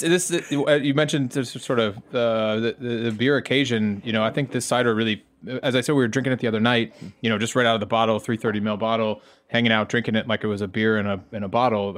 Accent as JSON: {"language": "English", "country": "United States", "said": "I'm American"}